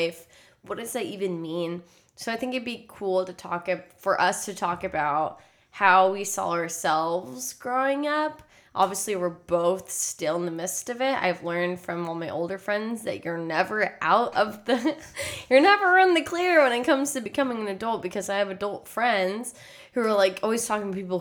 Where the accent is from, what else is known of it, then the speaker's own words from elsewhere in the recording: Texas, United States; moved away as an adult; now in California, United States; I grew up in Texas throughout my entire life